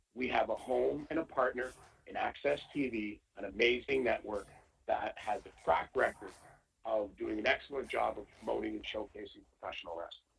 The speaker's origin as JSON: {"language": "English", "country": "Canada", "said": "being Canadian"}